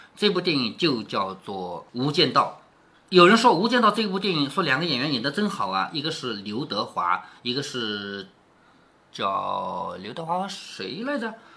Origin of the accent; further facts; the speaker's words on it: Changzhou, Jiangsu, China; 我们常州